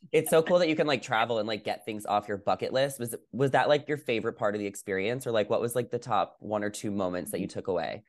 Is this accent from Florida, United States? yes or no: no; New York, United States; moved away; I grew up in New York